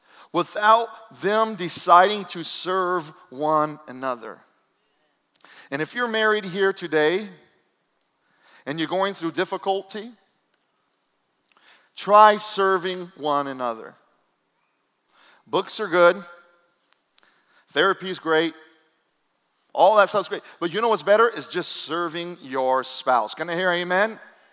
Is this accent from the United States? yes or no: yes; Fayetteville, North Carolina, United States; I grew up in Fort Bragg, Fayetteville, North Carolina.